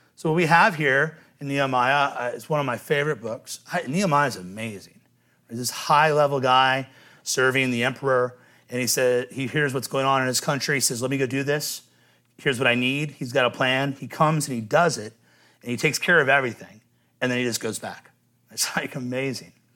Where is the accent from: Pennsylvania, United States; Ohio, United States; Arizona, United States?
Ohio, United States; Cincinnati; I'm from Cincinnati